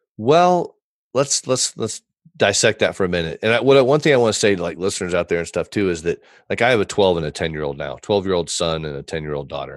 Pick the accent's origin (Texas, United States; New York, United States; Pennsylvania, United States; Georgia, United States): Texas, United States; born or raised there; also born or lived in Fort Wayne, Indiana